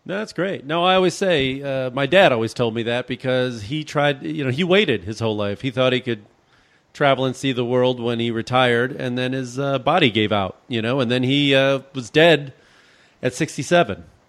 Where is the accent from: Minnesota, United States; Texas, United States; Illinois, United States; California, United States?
Illinois, United States; Chicago; I'm from Chicago, so, I mean, I used to work, I spent the coldest, and I, growing up in Chicago, I know cold weather